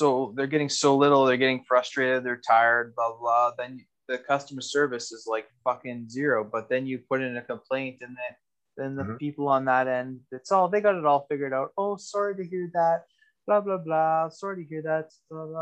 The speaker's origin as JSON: {"language": "English", "country": "Canada", "said": "as a Canadian"}